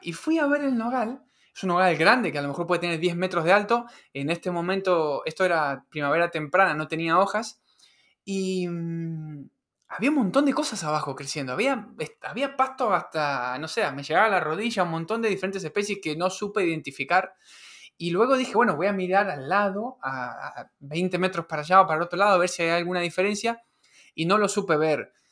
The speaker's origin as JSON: {"language": "Spanish", "region": "Patagonia", "country": "Argentina", "tie": "born or raised there", "said": "en la casa en la que me crié, en la Patagonia"}